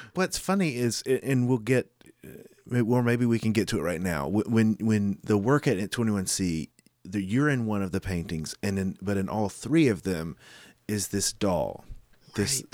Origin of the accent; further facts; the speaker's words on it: Goldsboro, North Carolina, United States; I grew up in Goldsboro